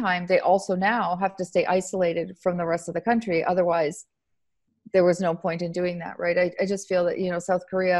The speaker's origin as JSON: {"language": "English", "country": "Canada", "moved": "yes", "lives_now": "Italy", "said": "I'm Canadian."}